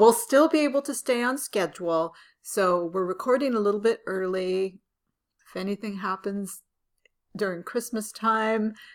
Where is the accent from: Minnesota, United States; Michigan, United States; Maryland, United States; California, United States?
California, United States; San Francisco; I was born and raised in San Francisco